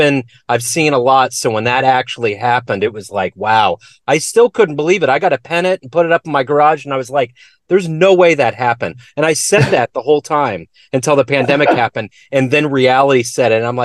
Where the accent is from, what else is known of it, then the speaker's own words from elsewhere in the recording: Liberty, Missouri, United States; Yeah, I grew up in Liberty, just right outside of Kansas City